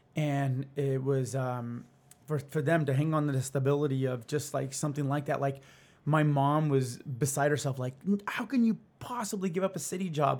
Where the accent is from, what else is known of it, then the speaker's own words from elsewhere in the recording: Albuquerque, New Mexico, United States; also born or lived in Santa Fe, New Mexico; now in Arizona, United States; I grew up in Albuquerque, Santa Fe